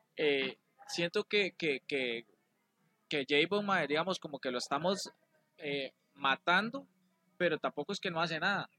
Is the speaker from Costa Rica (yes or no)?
yes; Costa Rica; nosotros los ticos